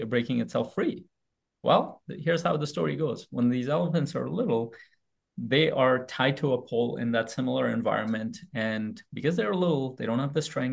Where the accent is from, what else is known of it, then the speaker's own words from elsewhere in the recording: Afghanistan; moved away; also born or lived in Pakistan; I was born in Afghanistan. I lived a part of my life in Pakistan